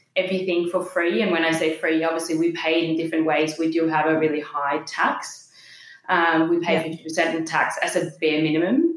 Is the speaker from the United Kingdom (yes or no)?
no; Denmark; accent: Danish; moved away as an adult; also born or lived in Copenhagen, Denmark / Bondi, Australia; now in Sydney, Australia; grew up in Denmark. I just turned 30 in October last year and I moved here just a few yeah. weeks before my 21st birthday